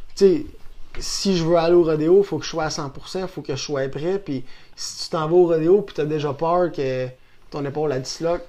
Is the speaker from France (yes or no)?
no; Saint-Tite, Quebec, Canada; also born or lived in Shawinigan; je suis né à Saint-Tite depuis que je suis jeune. J'ai fait une coupe de maison ici à Saint-Tite euh, quand j'étais jeune.